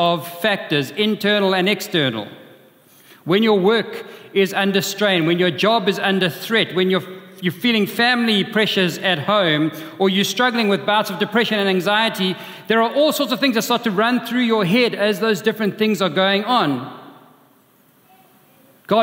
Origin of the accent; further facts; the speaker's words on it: Durban, KwaZulu-Natal, South Africa; When I was growing up in Durban, in our house, we had a view of the sea from my bedroom